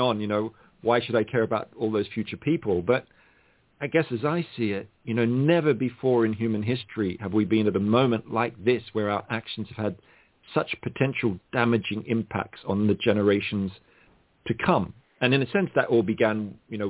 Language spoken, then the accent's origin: English; Australia; I grew up in Australia